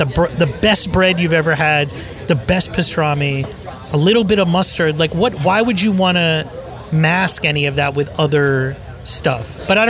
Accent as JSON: {"language": "English", "town": "Miami", "region": "Florida", "country": "United States", "tie": "born or raised there", "said": "I grew up in Miami"}